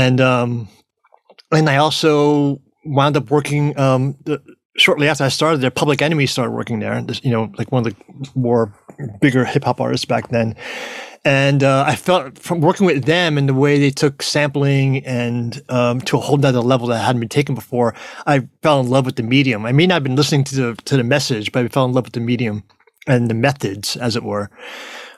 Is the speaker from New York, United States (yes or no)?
yes; New York, United States; now in Austin, United States; I'm originally from New York. I'm living in Texas right now, just outside of Austin.